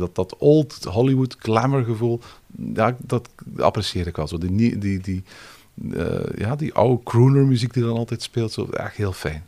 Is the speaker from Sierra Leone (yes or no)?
no; Belgium; now in France; als Belg